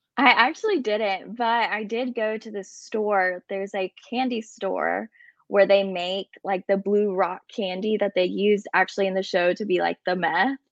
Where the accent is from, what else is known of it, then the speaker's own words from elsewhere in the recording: Birmingham, Alabama, United States; also born or lived in Illinois / Colombia; I was actually born in Illinois and moved to Birmingham when I was about two years old